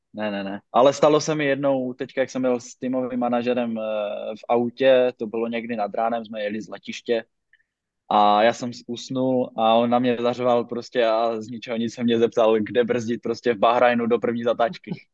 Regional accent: Zašová, Zlín Region, Czechia; z vesnice, z které pocházím ze Zašové

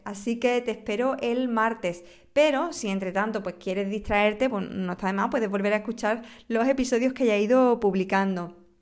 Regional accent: Huelva, Andalusia, Spain; mi tierra Huelva

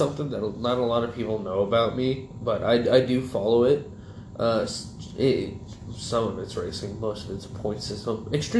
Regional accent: Callahan, Florida, United States; I grew up in Callahan, right? And Callahan's full of, you know, fucking rednecks.

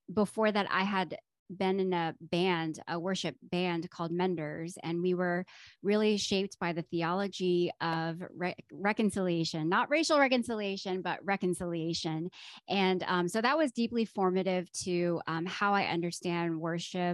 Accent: Atlanta, Georgia, United States; also born or lived in Chicago, Illinois; now in Durham, United States; I'm originally from Atlanta

